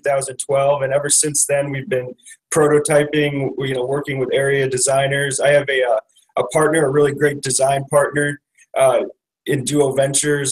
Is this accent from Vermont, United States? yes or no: no; Chicago, Illinois, United States; I'm from Chicago, Illinois